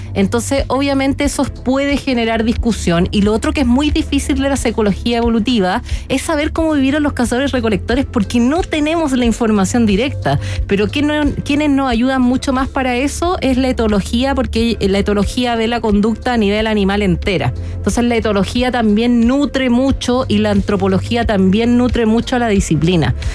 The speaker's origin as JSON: {"language": "Spanish", "country": "Chile", "said": "muy orgullosa como chilena"}